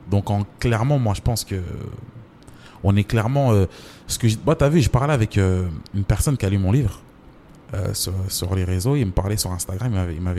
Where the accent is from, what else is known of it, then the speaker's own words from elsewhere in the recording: Mbambao, Anjouan, Comoros; C'est euh, moi, je suis de Mbambao.